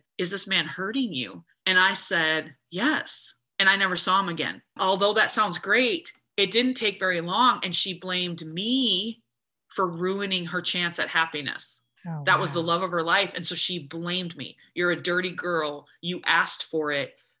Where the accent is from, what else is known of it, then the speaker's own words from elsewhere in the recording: United States; I'm an American girl.